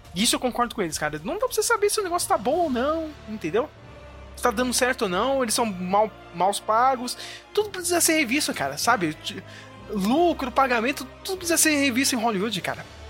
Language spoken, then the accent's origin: Portuguese; Brazil; a gente é brasileiro